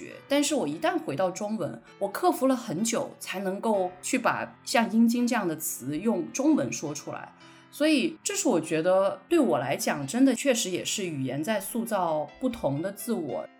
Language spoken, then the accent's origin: Chinese; Guilin, Guangxi, China; accent: Guilin dialect; first language Guilin dialect; Chinese is a second language; 因为我觉得我的母语应该是桂林话，所以我就觉得，哎，普通话是不是有点外？